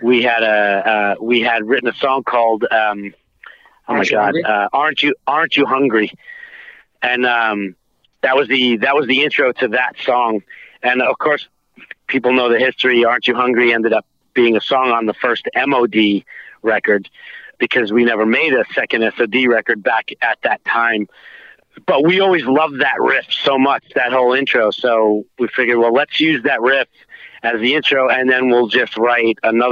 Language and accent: English; New York City, New York, United States; Where I grew up in Queens